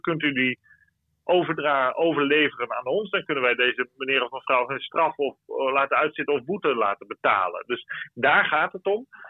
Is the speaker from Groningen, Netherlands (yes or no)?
no; Friesland, Netherlands; now in Brussels, Belgium; ik als Fries